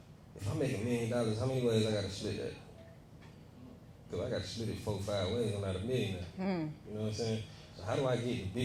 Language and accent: English; Atlanta, Georgia, United States; I'm from Eastside